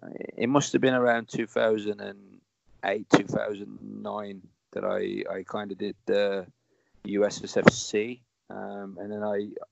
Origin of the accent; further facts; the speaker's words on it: Warsaw, Masovian Voivodeship, Poland; English is a second language; also born or lived in England; it kind of opened my eyes to wanting to pursue something outside of, you know, what I grew up with in Warsaw.